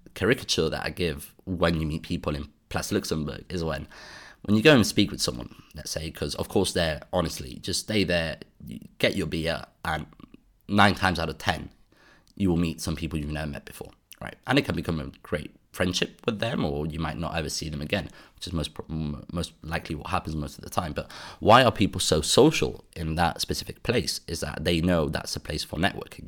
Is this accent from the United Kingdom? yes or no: yes; United Kingdom; now in Brussels, Belgium; being British myself